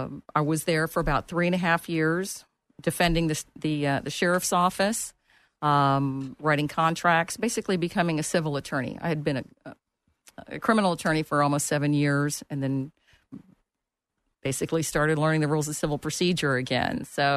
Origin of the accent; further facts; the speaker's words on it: St. Petersburg, Florida, United States; moved away as an adult; also born or lived in Akron, Ohio; now in Orlando, United States; I grew up in St. Petersburg. I was actually born in Akron, Ohio, moved here when I was a child. But I've been here since 1983